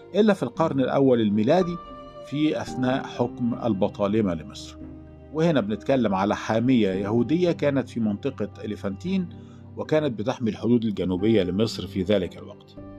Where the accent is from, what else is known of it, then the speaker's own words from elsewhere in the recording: Egypt; عندنا في مصر